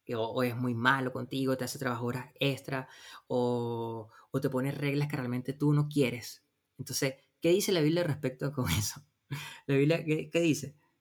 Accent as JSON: {"language": "Spanish", "country": "Venezuela", "tie": "born or raised there", "moved": "as an adult", "said": "nosotros nacimos y vivimos en Venezuela, nos casamos en Venezuela"}